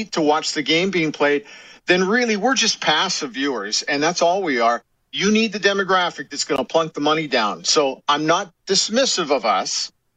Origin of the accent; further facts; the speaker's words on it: Edmonton, Alberta, Canada; I grew up watching in Clark Stadium and the Knothole Gang for years and years and years